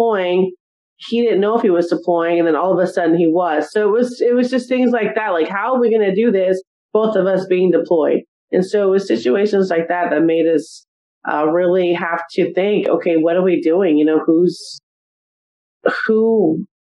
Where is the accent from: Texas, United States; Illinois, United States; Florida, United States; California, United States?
California, United States; Simi Valley; moved away as an adult; also born or lived in Arizona; I actually grew up in California, in Southern California, in what was a small city back then of Simi Valley